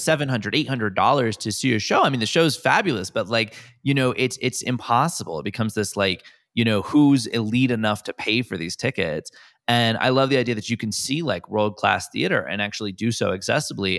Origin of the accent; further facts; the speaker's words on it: New York City, New York, United States; a lot of New Yorkers